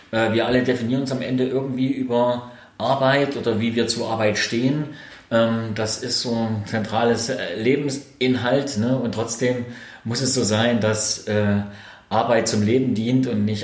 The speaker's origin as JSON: {"language": "German", "region": "Thuringia", "country": "Germany", "said": "dass es zum einen im, bei uns in Thüringen, im Osten insgesamt, nach wie vor äh, ein klares Lohngefälle gibt"}